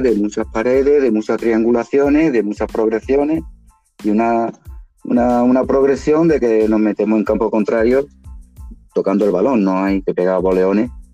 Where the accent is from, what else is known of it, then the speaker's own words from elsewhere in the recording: Málaga, Andalusia, Spain; como malagueño